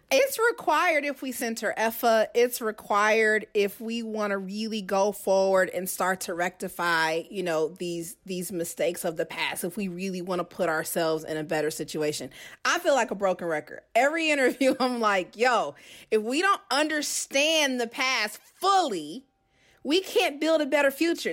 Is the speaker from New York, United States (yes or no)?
no; Kansas City, Missouri, United States; moved away as an adult; also born or lived in Georgia; I'm originally from Kansas City, so I went back home after graduating from Georgia Southern.